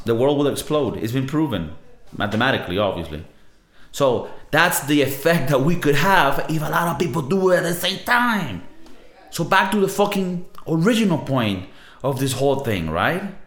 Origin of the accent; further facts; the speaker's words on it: Venezuela; now in Spain; I'm South American, right? I'm from Venezuela